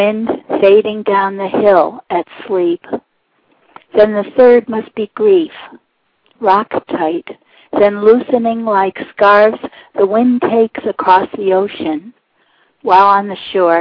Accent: Walpole, New Hampshire, United States; I'm from Walpole, New Hampshire, and I'm the New Hampshire Poet Laureate.

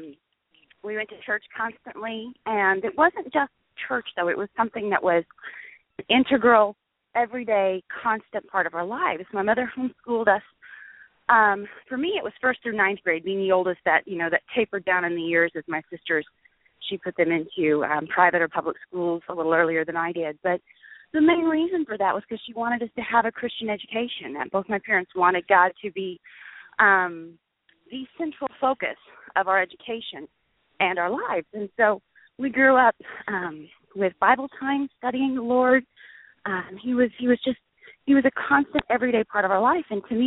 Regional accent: Perry, Oklahoma, United States; also born or lived in Stillwater, Oklahoma; I grew up in mostly small town Oklahoma. Most of my years were spent in Perry, Oklahoma

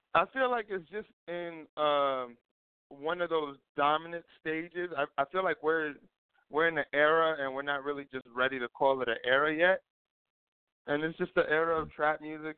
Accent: New York City, New York, United States; born and raised in East New York

